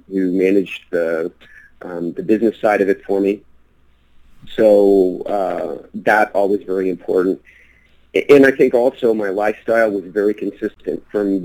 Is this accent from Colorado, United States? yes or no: yes; Colorado, United States; also born or lived in Washington, D.C.; my dad originally was a lawyer in D.C. for the federal government, retired, and then moved to Colorado when I was 10